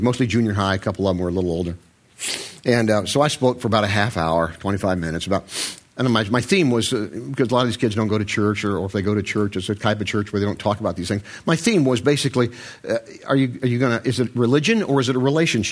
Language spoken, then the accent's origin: English; Short Hills, New Jersey, United States; I'm from Short Hills